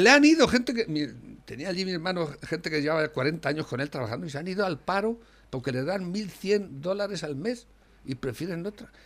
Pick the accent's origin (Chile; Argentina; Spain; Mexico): Spain; como español que uno se siente